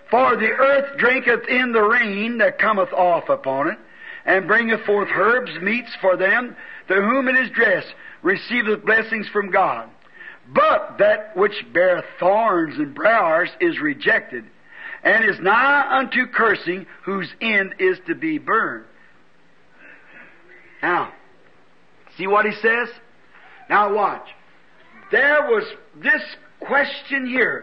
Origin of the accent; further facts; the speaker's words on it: Jeffersonville, Indiana, United States; I'm from Jeffersonville